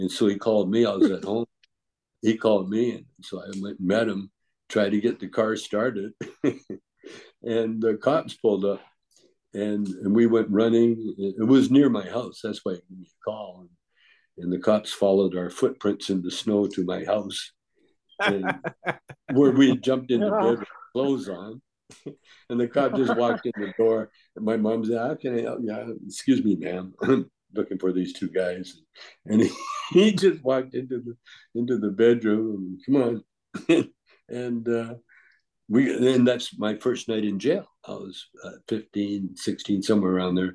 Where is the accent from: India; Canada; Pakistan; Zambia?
Canada; Calgary, Alberta; moved away; also born or lived in Vancouver, Canada; I grew up in Calgary, actually, but I lived in Vancouver long enough on the street in Vancouver